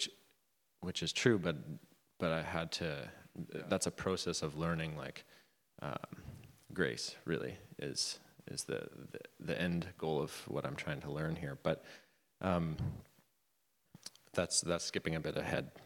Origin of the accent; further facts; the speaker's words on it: Vanderhoof, British Columbia, Canada; I grew up in Vanderhoof, BC, kind of lots of Mennonites in that town.